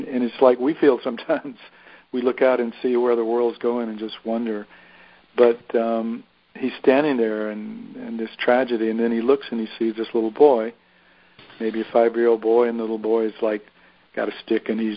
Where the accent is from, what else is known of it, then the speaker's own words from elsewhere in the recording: Deep South, United States; I grew up in the South, in the Deep South